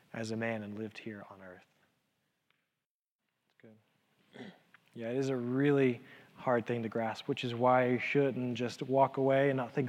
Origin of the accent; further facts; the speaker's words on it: Elizabethton, Tennessee, United States; growing up in the church, growing up in Elizabethan